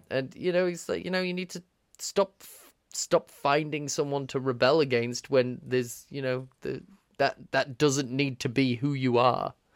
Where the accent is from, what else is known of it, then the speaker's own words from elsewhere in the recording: United Kingdom; We're British